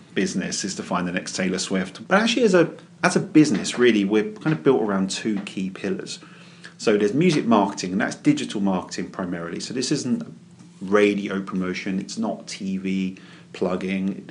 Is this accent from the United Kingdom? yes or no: yes; London, United Kingdom; moved away as an adult; also born or lived in Crystal Palace / West Croydon / Woodhatch, Reigate; now in Reigate, United Kingdom; I was born and raised in West Norwood